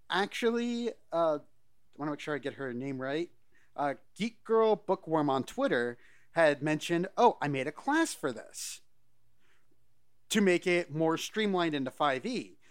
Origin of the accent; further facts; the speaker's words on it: Scotland, United Kingdom; Well, I'm Scottish, so anything potatoes go on everything.